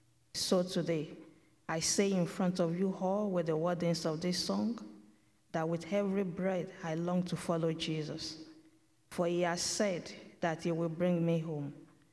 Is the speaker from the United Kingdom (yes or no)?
no; Nigeria; moved away as an adult; now in Canada; I'm a Nigerian. I was born into a Baptist family. I was raised by God-fearing parents.